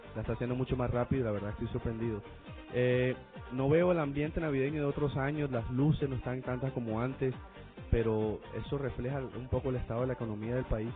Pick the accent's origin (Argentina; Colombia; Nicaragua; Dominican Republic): Colombia; now in United States; soy colombianas